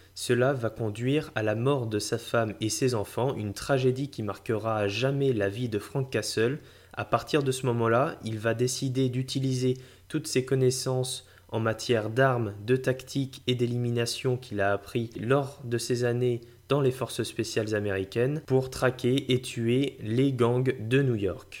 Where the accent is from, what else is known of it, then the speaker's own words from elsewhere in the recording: France; chez nous en France